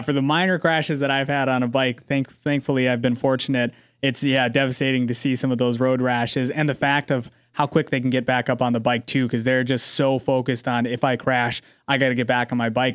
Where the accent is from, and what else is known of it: United States